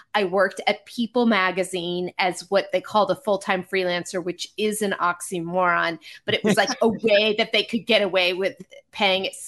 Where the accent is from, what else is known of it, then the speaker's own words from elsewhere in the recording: Marin County, California, United States; moved away as an adult; also born or lived in Connecticut; I grew up in Marin County.